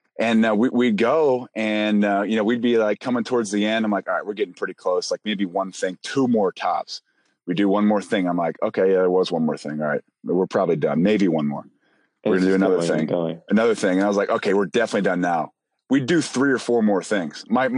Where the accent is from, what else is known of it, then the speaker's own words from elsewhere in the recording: Michigan, United States; And I came from Michigan where it was just like, holy moly.